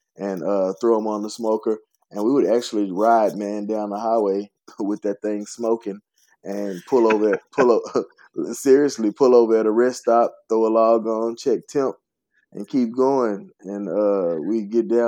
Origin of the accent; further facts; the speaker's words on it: Fort Worth, Texas, United States; I was born and raised in South Fort Worth, probably 3 minutes from where my restaurant is located.